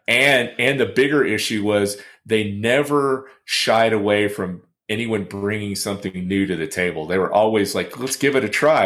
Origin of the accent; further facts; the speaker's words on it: Texas, United States; raised in Texas